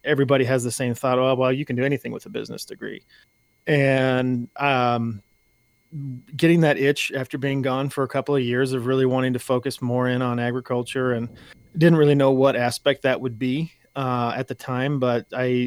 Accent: just outside of Omaha, Nebraska, United States; I grew up on a farm. I grew up just outside of Omaha, Nebraska

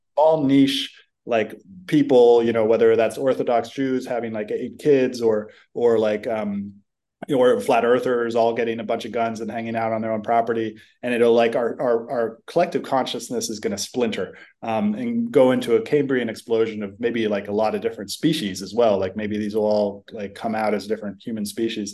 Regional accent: San Francisco, California, United States; growing up in San Francisco

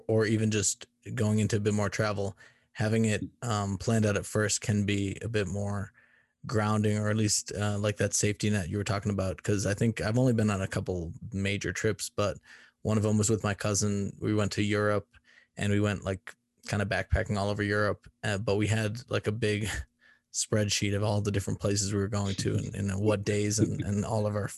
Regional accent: Boston, Massachusetts, United States; moved away as an adult; now in Colorado, United States; I'm from Boston, Massachusetts originally

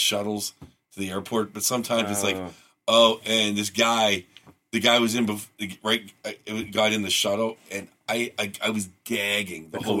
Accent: California, United States; I mean, I am from California. I mean, I'm from here

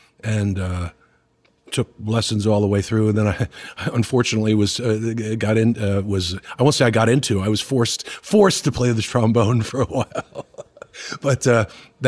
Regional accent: Pottstown, Pennsylvania, United States; moved away; also born or lived in Philadelphia; I grew up in Pottstown, which is about 40 miles northwest of Philadelphia

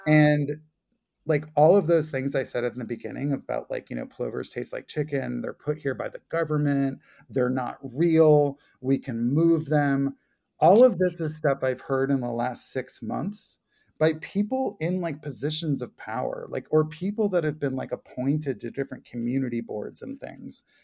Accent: Long Beach Island, New Jersey, United States; now in New York, United States; where I grew up in South Jersey, uh, southern tip of Long Beach Island

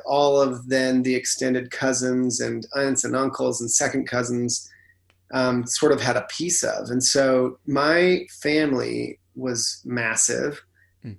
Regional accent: Salt Lake City, Utah, United States; I grew up in Salt Lake City, Utah

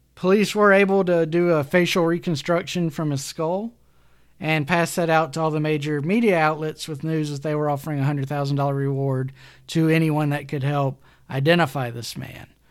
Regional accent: Alabama, United States; excuse the pronunciation, I'm from Alabama

